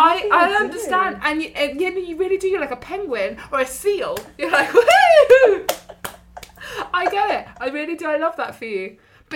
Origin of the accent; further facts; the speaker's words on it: United Kingdom; because obviously we're British and we've caused a commotion